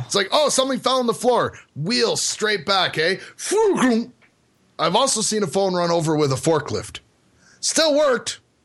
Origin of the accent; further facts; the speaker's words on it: Canada; born or raised there